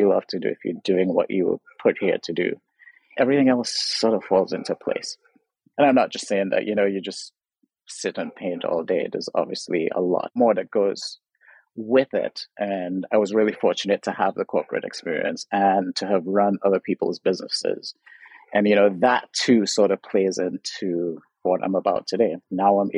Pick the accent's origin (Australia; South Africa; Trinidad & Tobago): Trinidad & Tobago; now in Los Angeles, United States; I'm from Trinidad, so I was raised, grew up in Trinidad